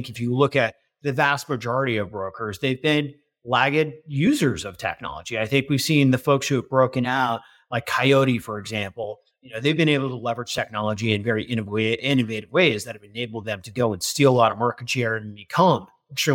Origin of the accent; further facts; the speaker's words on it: Northern New Jersey, United States; also born or lived in Chicago; now in New York City, United States; I grew up in Northern Jersey